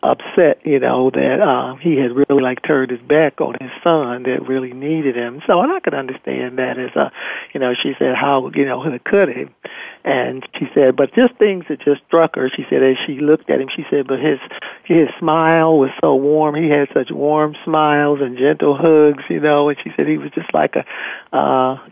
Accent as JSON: {"language": "English", "region": "Michigan", "country": "United States", "also_born_or_lived": "Ohio", "moved": "yes", "said": "I was originally from Michigan, but I moved to Ohio"}